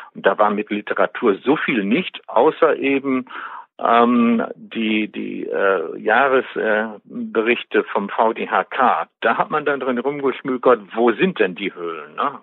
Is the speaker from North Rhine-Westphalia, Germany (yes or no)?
yes; Westmünsterland, North Rhine-Westphalia, Germany; moved away as an adult; also born or lived in Bielefeld; now in Detmold, Germany; Ich bin ja eigentlich gebürtiger Westmünsterländer, komme also von der holländischen Grenze